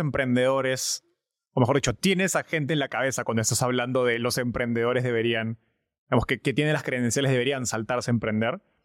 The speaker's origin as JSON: {"language": "Spanish", "country": "Peru", "said": "somos dos peruanos, estamos en Perú ahorita"}